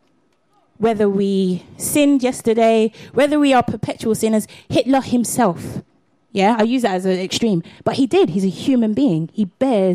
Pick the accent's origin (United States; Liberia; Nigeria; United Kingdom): United Kingdom; London; also born or lived in Catford, South East London; I'm a Londoner